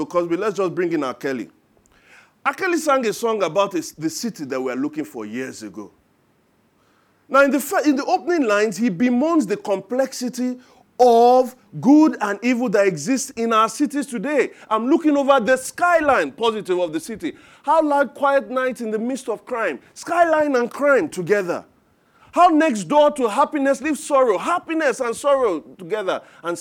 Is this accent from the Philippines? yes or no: no; Ijebu Ode, Ogun State, Nigeria; now in Lagos, Nigeria; I am from Ijebu Ode